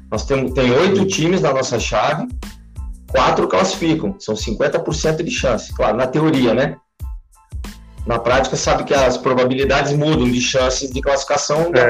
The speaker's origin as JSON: {"language": "Portuguese", "town": "Curitiba", "region": "Paraná", "country": "Brazil", "tie": "born or raised there", "also_born_or_lived": "Caxias do Sul, Rio Grande do Sul", "said": "com quatro anos de idade, eu, meus pais mudaram para Curitiba, capital do Paraná. E eu moro em Curitiba desde os quatro anos de idade, mas os meus parentes são todos de Caxias, de Flores da Cunha, de Nova Pádua"}